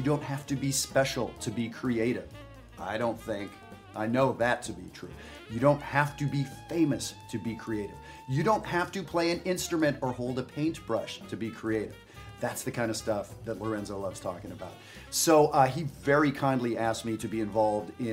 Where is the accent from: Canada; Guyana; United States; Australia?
Canada; Western Canada; I'm from Western Canada